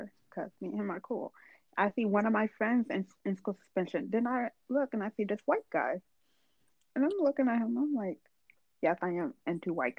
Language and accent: English; Washington, District of Columbia, United States